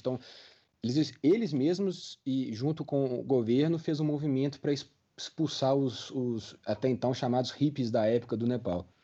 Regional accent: Brazil; a gente como brasileiro

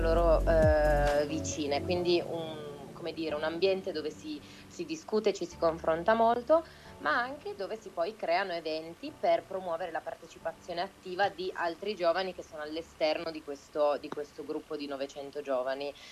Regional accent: Turin, Piedmont, Italy; nella mia città natale, che è Torino

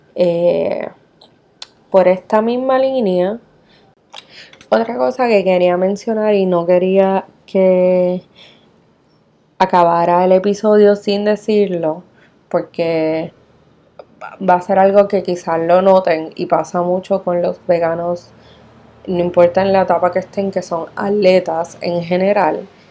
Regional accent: Puerto Rico; nosotros que somos eh, bien puertorriqueños del arroz y la habichuela

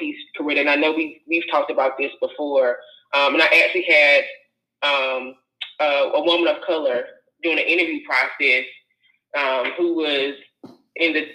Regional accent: North Carolina, United States; moved away as an adult; while I would have loved to stay in my home state of North Carolina

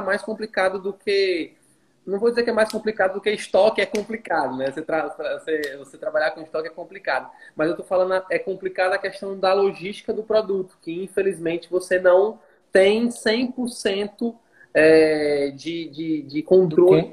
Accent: Fortaleza, Ceará, Brazil; moved away as an adult; now in Teresina, Brazil; eu sou natural de Fortaleza, é, nordestino nato aí, com muito orgulho, e atualmente eu moro em Teresina, Piauí

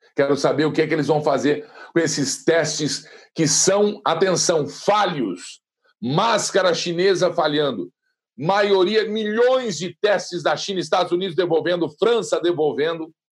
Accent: Brazil; nós somos livres e somos brasileiros

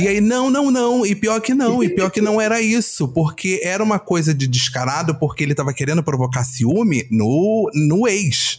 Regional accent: Rio de Janeiro, Brazil; Minha mãe já nasceu no Rio, eu já nasci no Rio

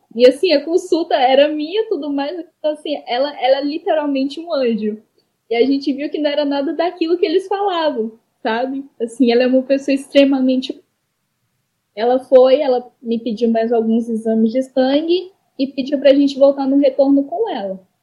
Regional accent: Minas Gerais, Brazil; sou de Minas Gerais

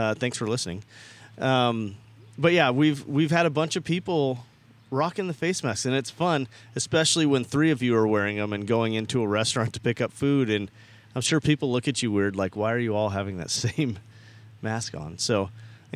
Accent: Bay Area, California, United States; I grew up in the Bay Area

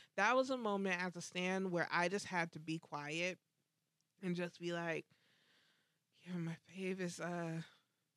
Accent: Orlando, Florida, United States; I'm from Orlando

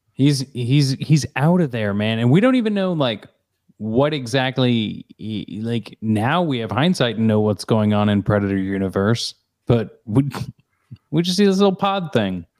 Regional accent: Missouri, United States; I grew up in Missouri

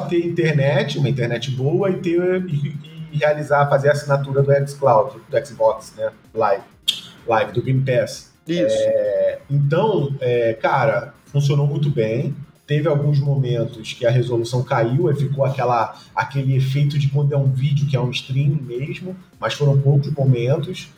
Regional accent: Rio de Janeiro, Brazil; eu sou carioca

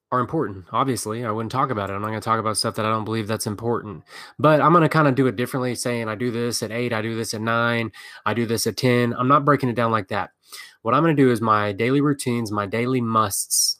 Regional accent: Texas, United States; I'm from Texas

